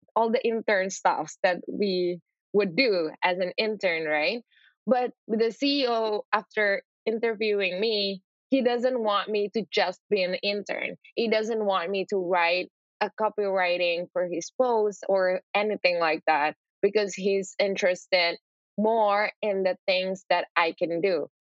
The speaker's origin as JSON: {"language": "English", "town": "Surabaya", "region": "East Java", "country": "Indonesia", "tie": "born or raised there", "also_born_or_lived": "Sidoarjo, Indonesia / Madrid, Spain / Japan / New York, United States", "moved": "as an adult", "said": "I'm born and raised in Indonesia, specifically in Surabaya and Sidoarjo. It's in the east part of the Java Island"}